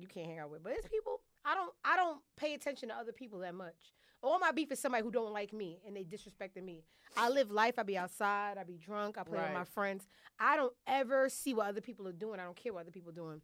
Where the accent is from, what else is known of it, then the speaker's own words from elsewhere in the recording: New York City, New York, United States; I'm from Brooklyn